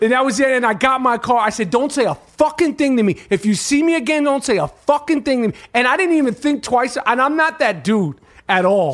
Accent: New York City, New York, United States; I'm not from Harlem, I'm from Manhattan

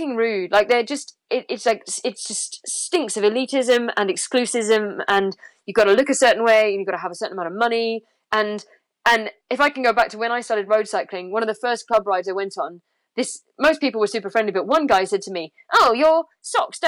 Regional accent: London, United Kingdom; moved away; I was born in London and I hate it.

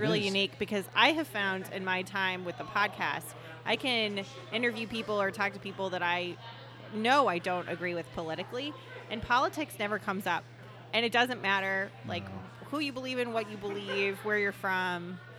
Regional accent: Arizona, United States; I grew up here. But my family's all from Cleveland.

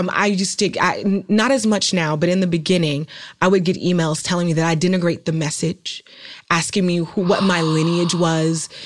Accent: Oakland, California, United States; I'm from Oakland, California

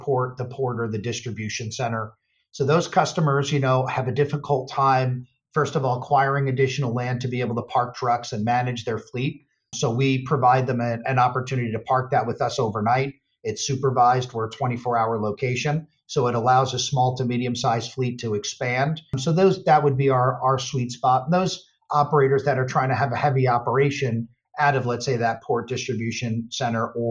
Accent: Northeast, United States; my background is I grew up in the Northeast

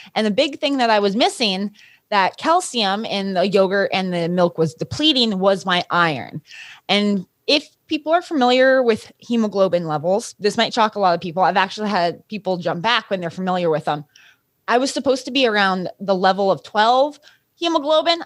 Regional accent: Los Alamos, New Mexico, United States; I grew up in Los Alamos, New Mexico

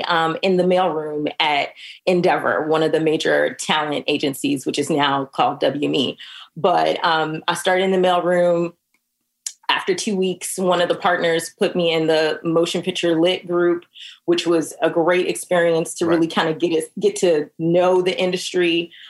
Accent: the South, United States; going there as an 18-year-old after growing up in the South and the Midwest was definitely a culture shock.

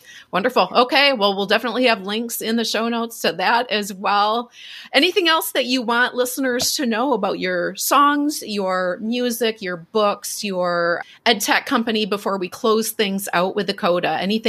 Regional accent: Minneapolis, Minnesota, United States; I'm from Minneapolis.

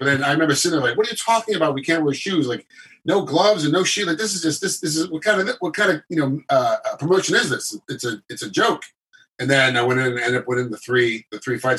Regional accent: United States; As an American

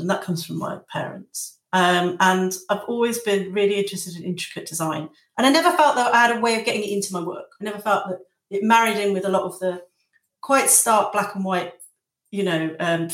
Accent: Lincolnshire, East Midlands, United Kingdom; now in Margate, United Kingdom; I'm from Lincolnshire, and I'm from very close to the Nottinghamshire border.

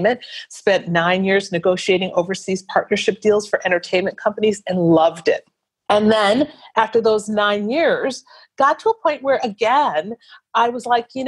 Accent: Wisconsin, United States; moved away; I'm from Wisconsin

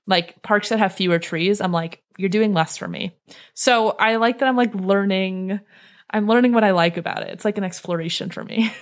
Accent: Cleveland, Ohio, United States; moved away as an adult; I grew up in the Northeast. I grew up in Cleveland

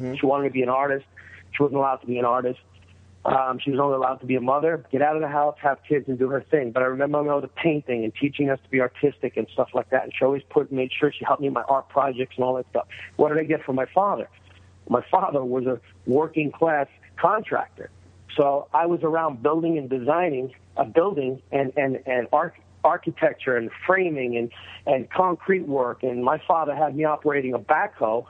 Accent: New York, United States; now in Sherman Oaks, United States; I was from New York

